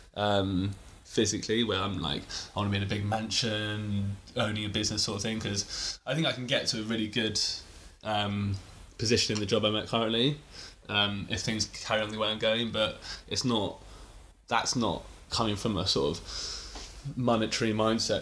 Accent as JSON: {"language": "English", "region": "England", "country": "United Kingdom", "said": "I kind of associate with being English"}